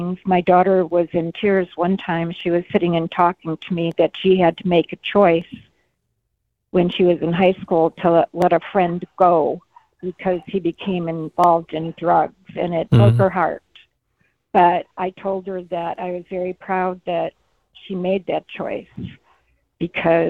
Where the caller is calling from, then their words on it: Mesa, Arizona, United States; I'm calling from Mesa.